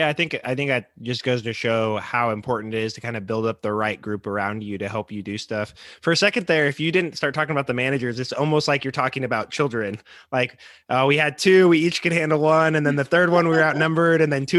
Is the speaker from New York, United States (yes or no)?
no; Andover, Kansas, United States; I grew up out in Andover